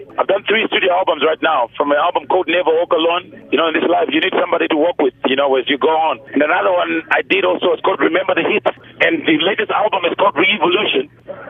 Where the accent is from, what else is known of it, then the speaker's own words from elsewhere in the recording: Zimbabwe; now in South Africa; You know, I'm from Zimbabwe in terms of I've got that connection from there.